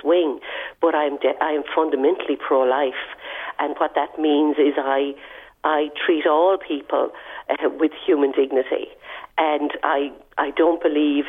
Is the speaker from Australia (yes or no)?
no; Ireland; moved away as an adult; also born or lived in United States; I'm Irish fundamentally